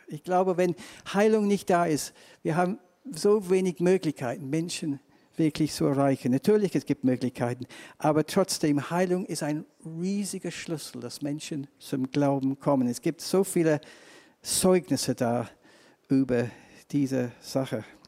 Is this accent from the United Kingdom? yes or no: yes; England, United Kingdom; accent: English; German is a second language; now in Germany; ich komme aus England. Zweitens, ich habe einen ganz komischen deutschen Akzent